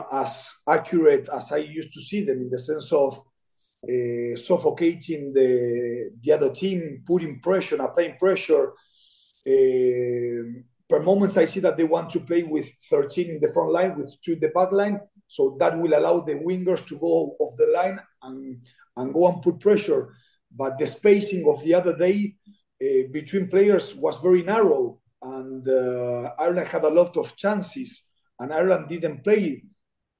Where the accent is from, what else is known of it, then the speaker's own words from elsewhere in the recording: Argentina; English is a second language; I'm from Argentina